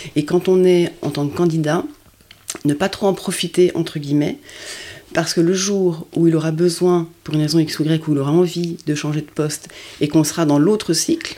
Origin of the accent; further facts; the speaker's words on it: France; also born or lived in Luxembourg; je suis française